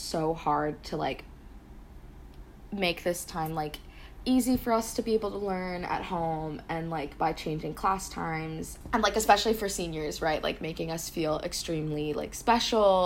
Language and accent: English; Singapore; I was from Singapore